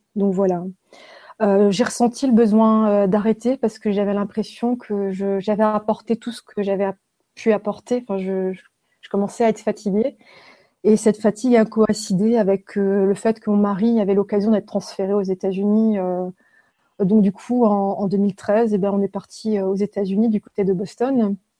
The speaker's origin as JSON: {"language": "French", "town": "Haguenau", "region": "Grand Est", "country": "France", "tie": "born or raised there", "said": "je suis née en Alsace, à Haguenau. Euh, je suis née dans un hôpital qui était à côté d'une prison et euh, j'habitais en face de cette prison. Donc j'ai grandi en face d'une maison centrale. Donc à Haguenau"}